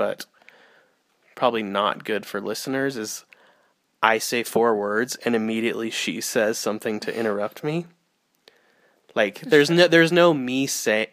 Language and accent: English; United States; We as people, as American citizens